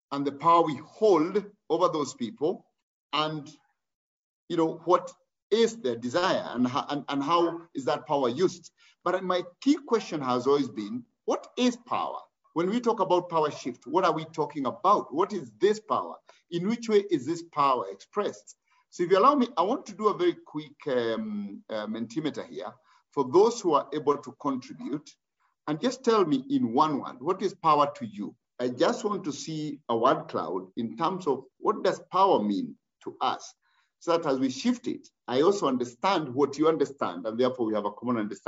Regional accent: Kenya; I am Kenyan by birth.

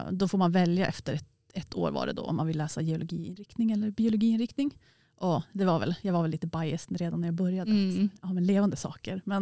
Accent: Piteå, Norrbotten County, Sweden; för jag är från Eh, Piteå och Norrbotten och så har man pluggat allt i Västerbotten.

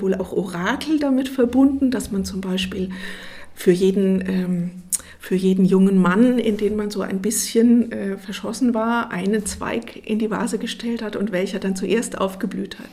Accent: Ruhr area, North Rhine-Westphalia, Germany; now in Aschaffenburg, Germany; ich komme aus dem Ruhrgebiet

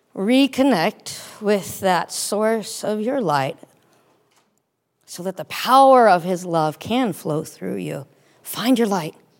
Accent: United States; moved away as an adult; now in Cairo, Egypt; I'm an American, that I'm a Christian

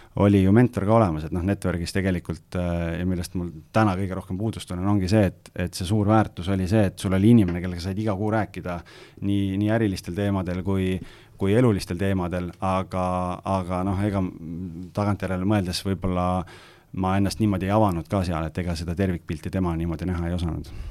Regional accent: Lääne-Viru County, Estonia; ma olen ise Lääne-Virumaalt

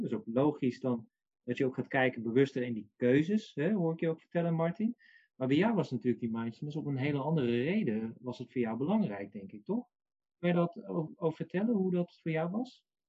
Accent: North Brabant, Netherlands; ik ben Brabander

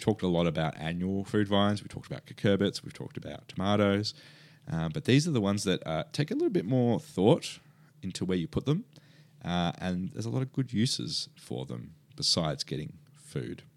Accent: Perth, Western Australia, Australia; now in Melbourne, Australia; I grew up in Perth

